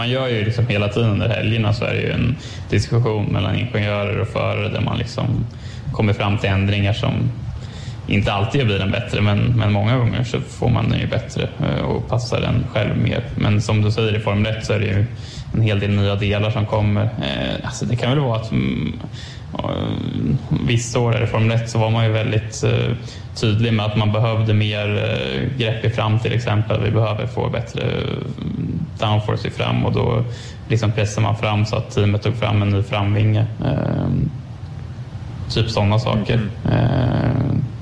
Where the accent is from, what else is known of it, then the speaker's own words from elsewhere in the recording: Örebro, Örebro County, Sweden; Ja, vi är båda, vi är båda från Örebro.